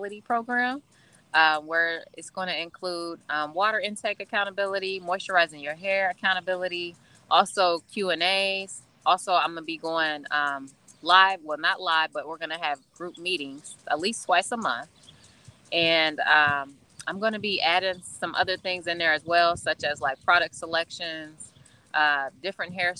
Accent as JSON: {"language": "English", "town": "Springfield", "region": "Illinois", "country": "United States", "tie": "born or raised there", "said": "I am from Springfield, Illinois, everyone, which is actually the capital of Illinois, not Chicago. And so that's where I've been, you know, for 33 years, born and raised"}